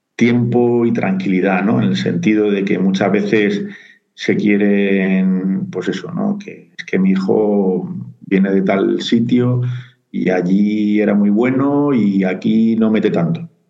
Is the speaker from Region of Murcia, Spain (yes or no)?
yes; Murcia, Region of Murcia, Spain; moved away as an adult; now in Madrid, Spain; yo soy de Murcia, ¿vale? me vine a estudiar aquí a, Madrid y, aquí me he quedado